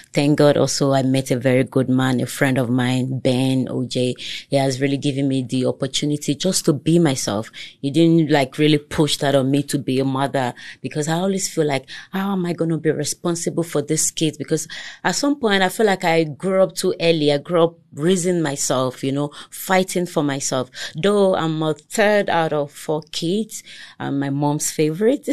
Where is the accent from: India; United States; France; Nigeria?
Nigeria; Lagos; first language Togolese; English is a second language; moved away as an adult; now in South Africa; I grew up there, I schooled there throughout my educational, uh, stage